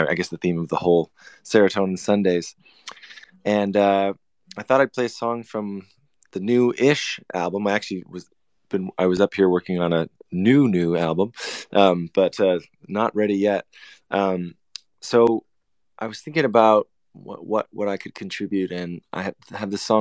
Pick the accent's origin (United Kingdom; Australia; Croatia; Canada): Canada; I'm from Canada